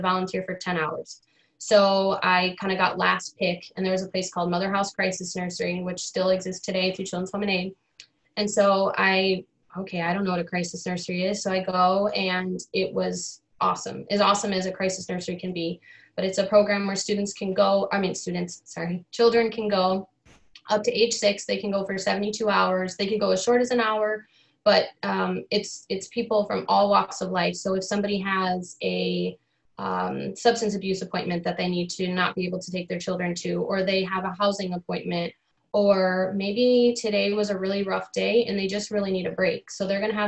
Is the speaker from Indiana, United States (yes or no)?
no; Rockford, Illinois, United States; also born or lived in Winnebago, Illinois; I born and raised in Rockford